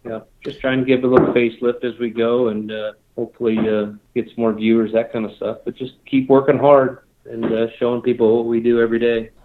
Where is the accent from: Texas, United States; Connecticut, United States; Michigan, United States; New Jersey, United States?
Michigan, United States; Charlevoix; moved away as an adult; also born or lived in Washington; now in Wyoming, United States; I lived there for 11 years.